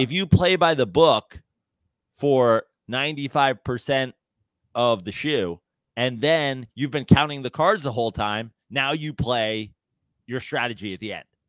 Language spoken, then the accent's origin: English; New York, United States; as a New Yorker